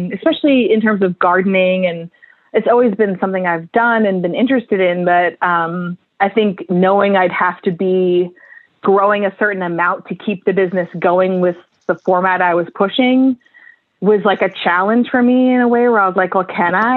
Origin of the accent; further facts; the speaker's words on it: Vermont, United States; moved away as an adult; now in Portland, United States; I grew up in Vermont